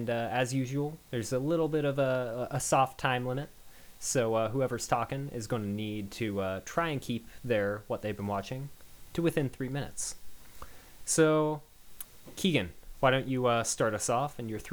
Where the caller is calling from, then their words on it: Seattle, Washington, United States; I'm one of your hosts … I'm calling in from Seattle, Washington.